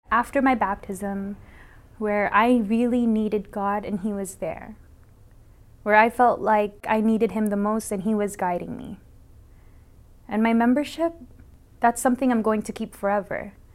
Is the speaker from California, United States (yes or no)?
yes; San Diego, California, United States; now in Waipahu, United States; I'm from Waipahu, Hawaii, but I'm originally from San Diego, California